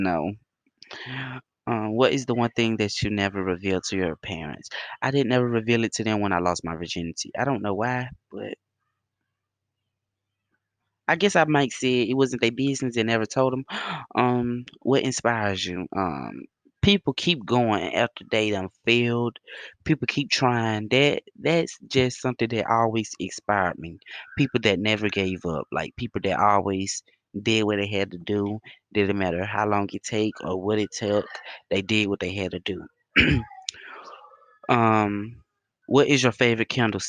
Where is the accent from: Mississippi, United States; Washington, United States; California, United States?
Mississippi, United States; Bassfield; Bassfield, Mississippi.